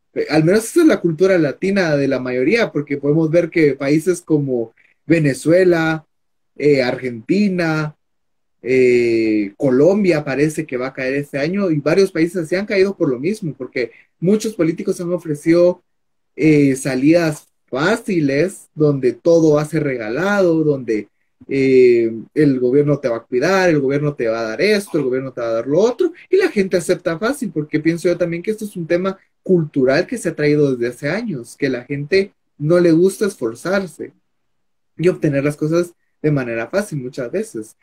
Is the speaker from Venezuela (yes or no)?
no; Guatemala